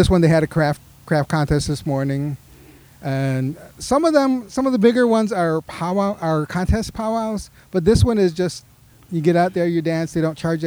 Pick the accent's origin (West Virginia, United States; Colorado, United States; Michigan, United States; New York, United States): New York, United States; I grew up in New York with the Seneca side of my family